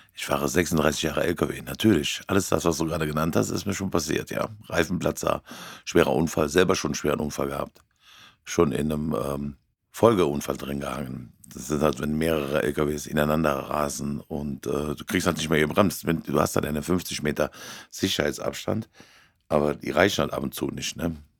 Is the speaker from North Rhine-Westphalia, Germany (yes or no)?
yes; Cologne area, North Rhine-Westphalia, Germany; hier im Kölner Raum, es ist ganz schlimm, das ist ja meine Heimat.